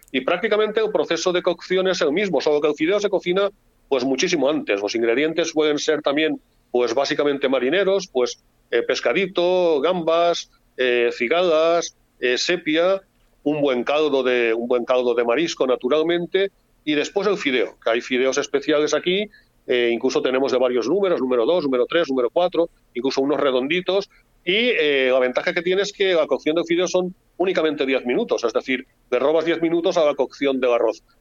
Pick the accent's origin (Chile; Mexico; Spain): Spain; Valencian Community; como valencianos